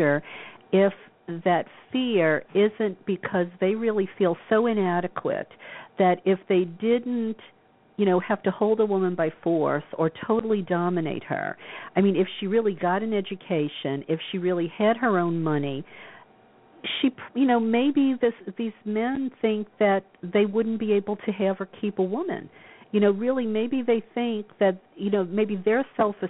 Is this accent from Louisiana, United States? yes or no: yes; the South, Louisiana, United States; moved away as an adult; now in California, United States; I was raised in the South